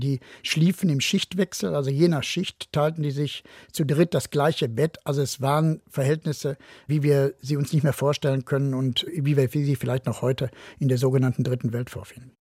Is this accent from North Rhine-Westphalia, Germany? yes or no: yes; Gelsenkirchen, North Rhine-Westphalia, Germany; in meiner Heimatstadt Gelsenkirchen